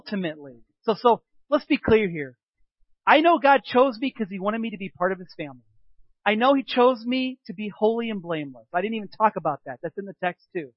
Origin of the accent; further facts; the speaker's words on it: United States; I was raised in America